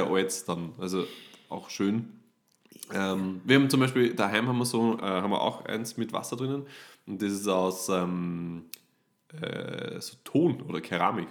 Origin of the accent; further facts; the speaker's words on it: Upper Austria, Austria; bei uns in Oberösterreich